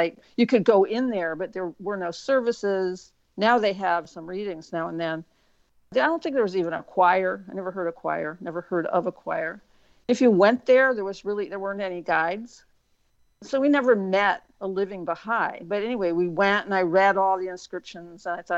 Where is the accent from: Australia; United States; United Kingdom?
United States; Wilmette, Illinois; also born or lived in Evanston, Illinois; I grew up in Wilmette, Illinois, from the time I was two. So I was born in Evanston, which is right near there.